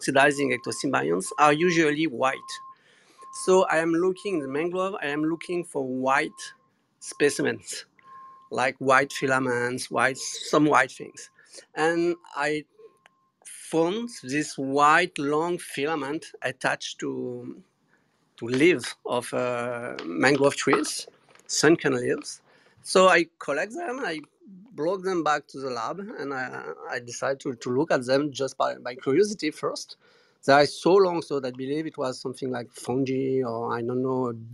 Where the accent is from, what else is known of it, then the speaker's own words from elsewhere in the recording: Guadeloupe; I was born in Guadeloupe, so everywhere is in contact with marine environment